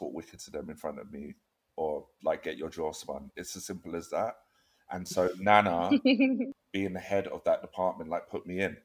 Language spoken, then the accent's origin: English; Croydon, London, United Kingdom; I am from South London, Croydon